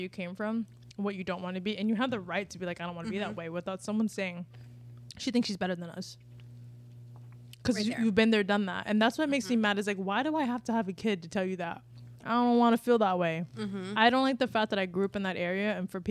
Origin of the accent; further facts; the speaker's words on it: Palm River, Florida, United States; where we came from Palm River?